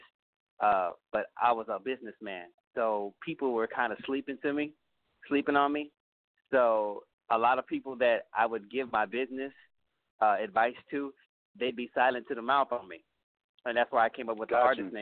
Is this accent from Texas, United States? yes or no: yes; San Antonio, Texas, United States; also born or lived in California / New York / Utah; now in Houston, United States; Originally I'm from San Antonio, Texas